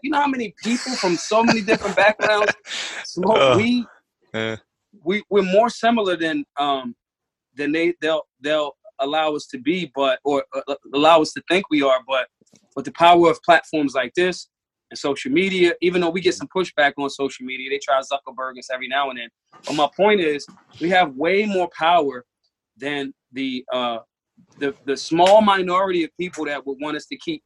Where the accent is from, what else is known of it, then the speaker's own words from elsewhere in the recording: Philadelphia, Pennsylvania, United States; I'm hood. I'm from North Philly.